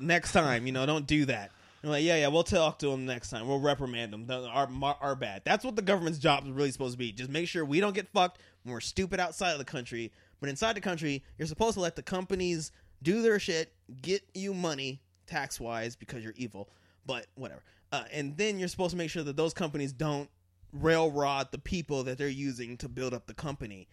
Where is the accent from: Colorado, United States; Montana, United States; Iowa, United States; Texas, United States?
Colorado, United States; when I grew up in Colorado